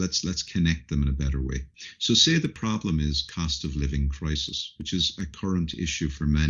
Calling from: Dublin, Leinster, Ireland; I'm calling in from Dublin, Ireland today

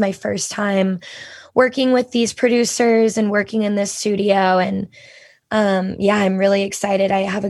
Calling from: Atlanta, Georgia, United States; I am coming from Atlanta this morning. I was just in Nashville yesterday, but I was able to make it back home, thank God.

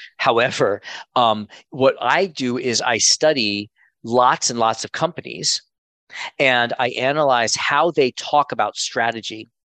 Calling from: Miami, Florida, United States; also born or lived in Connecticut; I'm calling in from Miami. I just moved last week from Connecticut to Miami with my family.

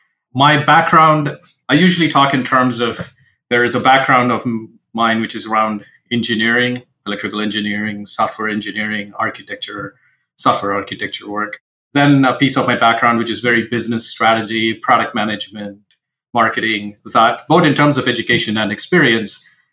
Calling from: Seattle, Washington, United States; So I'm joining from Seattle, Washington, in the United States.

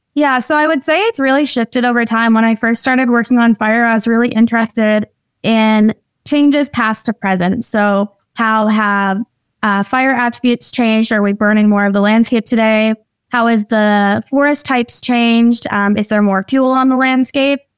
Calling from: North Vancouver, British Columbia, Canada; I'm calling in from my home office in North Vancouver

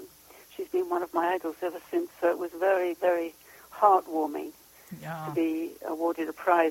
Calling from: Stockholm, Stockholm County, Sweden; From Stockholm, Sweden.

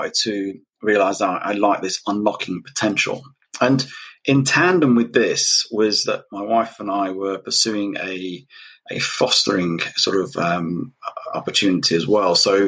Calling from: United Kingdom; I'm all the way from the UK. So I'm ahead of you at the moment.

